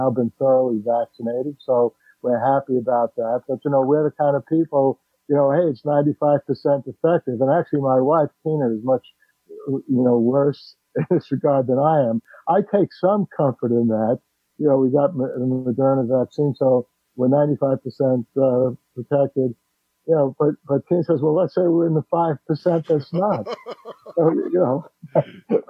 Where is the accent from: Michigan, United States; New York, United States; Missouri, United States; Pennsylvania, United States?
New York, United States; New York City; I grew up in the Bronx